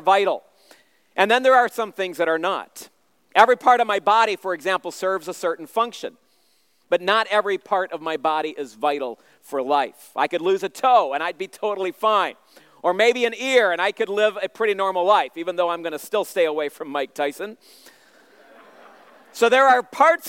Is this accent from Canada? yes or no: yes; Southern Ontario, Canada; moved away as an adult; also born or lived in Central America / Asia / Shipshewana, Indiana; now in Chicago, United States; I grew up in Southern Ontario, and at age 4, my parents moved me and the rest of my siblings to Central America, where we became missionaries